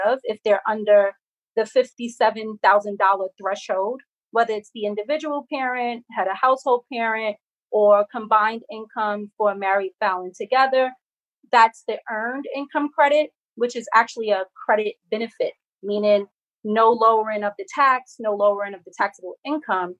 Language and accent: English; New York, United States; as a New Yorker